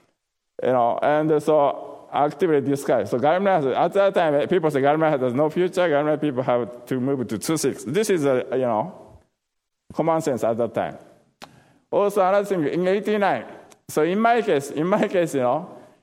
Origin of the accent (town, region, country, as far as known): Japan; moved away as an adult; also born or lived in Tokushima, Japan / Florida, United States; now in United States